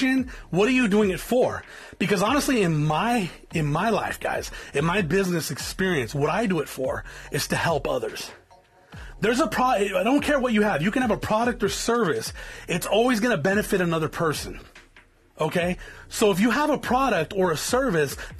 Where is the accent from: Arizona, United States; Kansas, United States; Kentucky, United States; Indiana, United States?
Arizona, United States; South Tucson; I come from South Tucson, Arizona. I come from an area that's infested with gangs